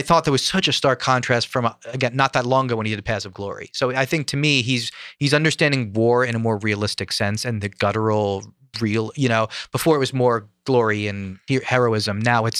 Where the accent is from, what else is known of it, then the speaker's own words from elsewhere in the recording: Philadelphia, Pennsylvania, United States; I'm from Philadelphia